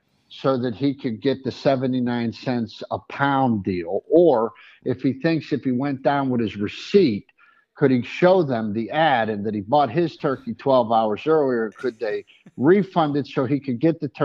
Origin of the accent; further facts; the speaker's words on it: Pittsburgh, Pennsylvania, United States; I'm from Pittsburgh, and I understand the same, we're from the same kind of dirt